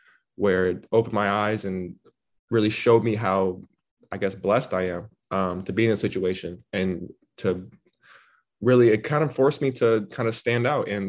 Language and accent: English; Seattle, Washington, United States; I grew up in Madison Park. Not very diverse at all. Growing up, you know, all my friends were white growing up.